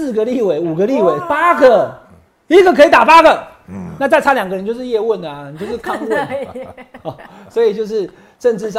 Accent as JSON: {"language": "Chinese", "region": "Taichung", "country": "Taiwan", "said": "我不是台北人哦，我是台中人哦"}